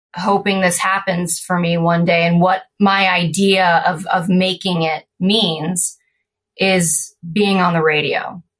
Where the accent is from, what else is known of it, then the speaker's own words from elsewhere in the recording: California, United States; also born or lived in Florida; we grew up in California and my dad and his brothers were surfers